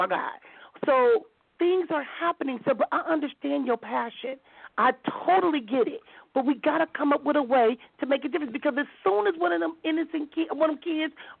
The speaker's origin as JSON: {"language": "English", "town": "Compton", "region": "California", "country": "United States", "tie": "born or raised there", "said": "Growing up in Compton, because I'm from Compton, California"}